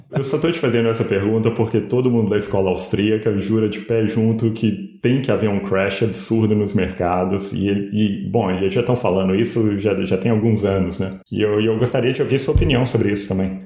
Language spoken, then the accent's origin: Portuguese; Brazil; a gente é brasileiro